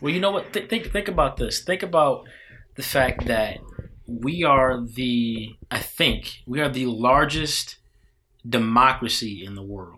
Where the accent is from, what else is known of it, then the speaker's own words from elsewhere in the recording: Midwest, United States; now in Washington, D.C., United States; I grew up in the Midwest.